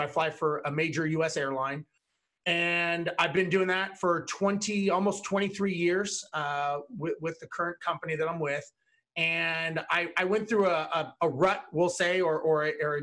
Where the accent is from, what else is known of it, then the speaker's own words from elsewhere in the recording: Los Angeles, California, United States; I was born and raised in Los Angeles